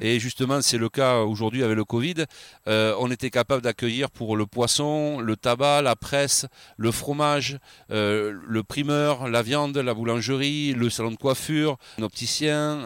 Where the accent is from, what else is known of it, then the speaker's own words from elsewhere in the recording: Arcachon Basin / Val de l'Eyre, Nouvelle-Aquitaine, France; je suis un enfant du pays. Ça fait 35 ans que je suis dans la viande ici. Je suis né ici. Je suis originaire du bassin Val de l'Aire.